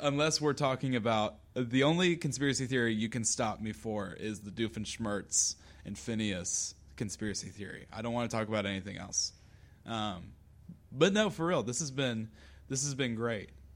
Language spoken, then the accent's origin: English; Lexington, South Carolina, United States; I'm from Lexington